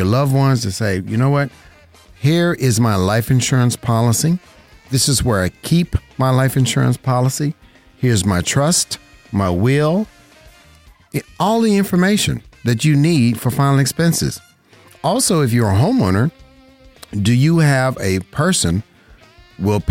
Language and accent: English; Las Vegas, Nevada, United States; right here in my home state, Las Vegas, Nevada